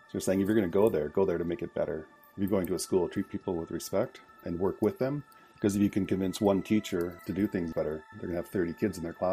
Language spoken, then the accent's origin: English; British Columbia, Canada; In English, uh … I'm from Squamish Nation.